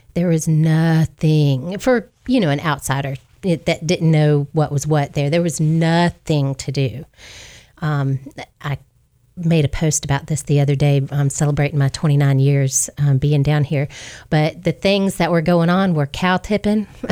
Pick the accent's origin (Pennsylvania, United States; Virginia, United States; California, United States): Virginia, United States; Hampton; moved away as an adult; also born or lived in Geneva, Alabama; now in Wiregrass, Alabama, United States; I'm originally from Hampton, Virginia, but I've been down here in the Wiregrass area now for 29 years